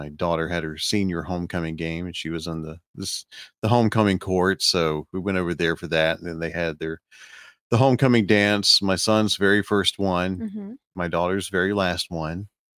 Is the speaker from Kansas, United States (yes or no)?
no; South Alabama, United States; It's the spitting image of the flat farmland that's in where I grew up in South Alabama